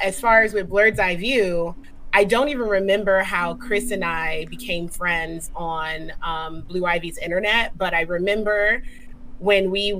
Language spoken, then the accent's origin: English; Japan; CJ and I grew up together in Japan.